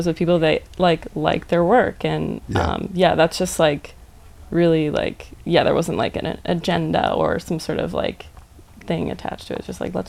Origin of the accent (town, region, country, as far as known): New Jersey, United States